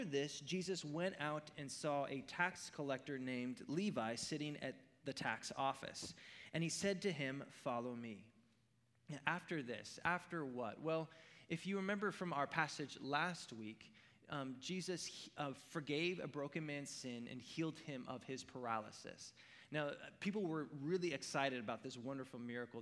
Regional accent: Oregon, United States; I grew up in Oregon

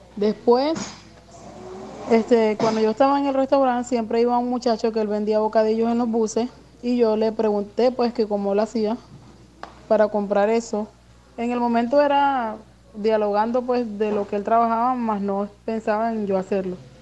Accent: Venezuela; moved away as an adult; now in Barranquilla, Colombia; soy migrante venezolana. Llegué acá a la ciudad de Barranquilla el 19 de febrero del año 2019

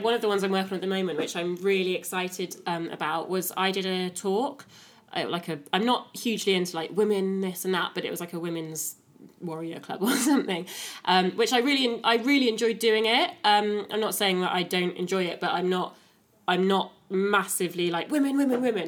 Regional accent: Wiltshire, South West England, United Kingdom; also born or lived in Cardiff; now in Newport, United Kingdom; I'm from Wiltshire, moved to Cardiff, um, live in Newport now

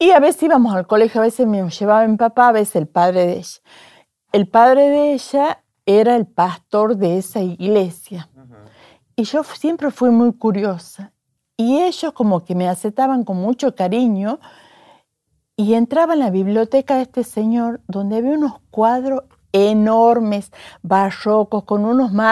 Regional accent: Tucumán, Argentina; Nací en Tucumán

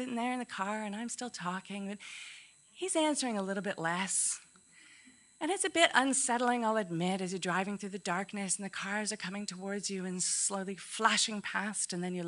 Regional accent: Ontario, Canada; growing up in Canada is really special

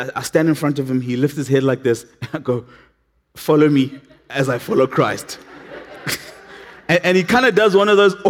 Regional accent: Matatiele, Eastern Cape, South Africa; moved away; I come from a little town called Matatiel.

